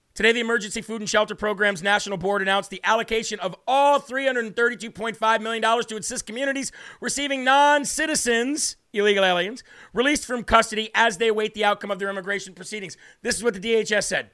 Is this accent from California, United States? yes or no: no; Illinois, United States; I'm from Illinois